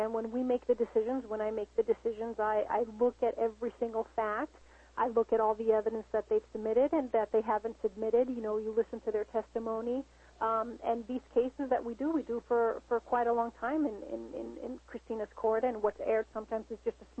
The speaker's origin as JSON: {"language": "English", "country": "United States", "said": "as a Latina, you know, I am an American, I am Latina. I always say I'm 50-50."}